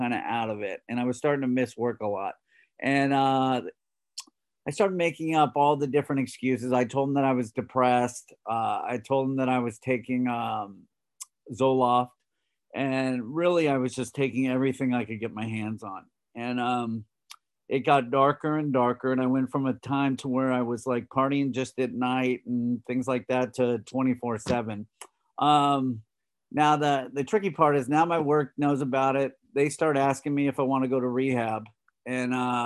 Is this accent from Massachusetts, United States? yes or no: no; Los Angeles, California, United States; I grew up in Los Angeles